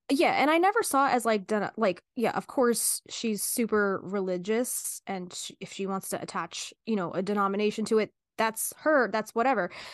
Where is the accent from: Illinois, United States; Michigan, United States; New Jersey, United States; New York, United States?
New Jersey, United States; we're from New Jersey